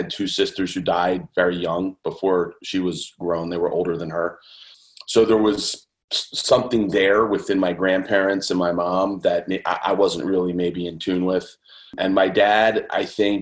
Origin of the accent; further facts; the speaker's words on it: Conshohocken, Pennsylvania, United States; I grew up outside of Philadelphia, kind of Lafayette Hill, Conshohocken area.